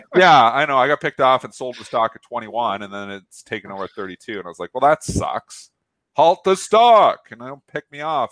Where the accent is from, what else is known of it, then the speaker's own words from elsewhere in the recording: Canada; I'm Canadian